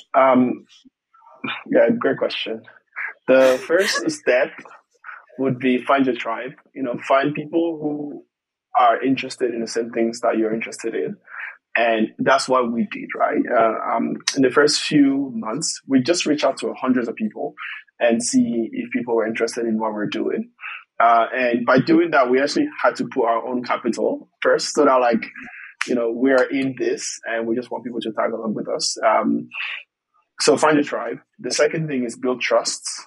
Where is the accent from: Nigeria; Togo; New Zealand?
Togo; moved away as an adult; also born or lived in Ireland; I'm from Togo originally, uh, born and raised